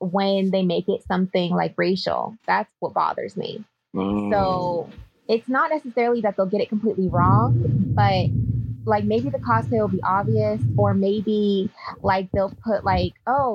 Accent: Bay Area, California, United States; I'm from the Bay Area

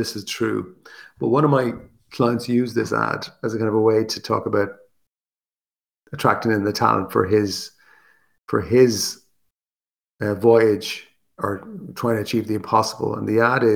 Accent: Ireland; As Irish people

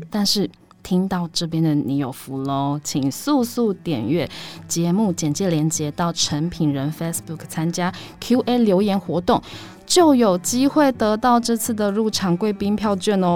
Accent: Taiwan; 我们是出生于台湾的嗯。艺术创作者嘛

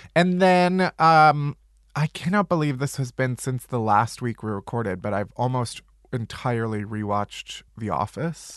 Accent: outside of Chicago, Illinois, United States; I'm from Chicago, outside of Chicago

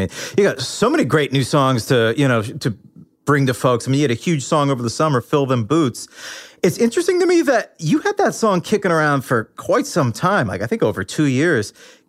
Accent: Boston, Massachusetts, United States; my hometown of Boston, Massachusetts.

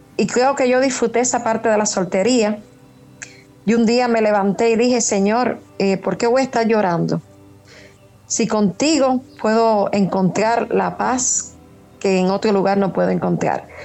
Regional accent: Trinidad, Sancti Spíritus, Cuba; now in Havana, Cuba; Soy de Trinidad, pero estoy viviendo aquí en La Habana

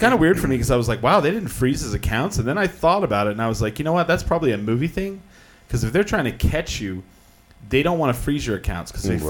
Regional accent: Clovis, United States; Yeah, I grew up in Clovis.

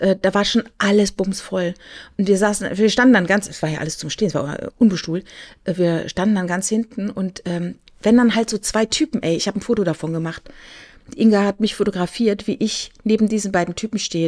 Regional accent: near Karlsruhe, Baden-Württemberg, Germany; ich komme ja aus der Nähe von Karlsruhe

